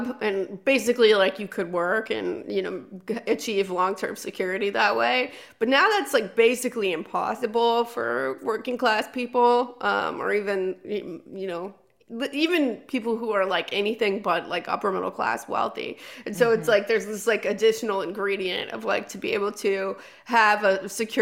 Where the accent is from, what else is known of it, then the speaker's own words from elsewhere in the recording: California, United States; I'm from California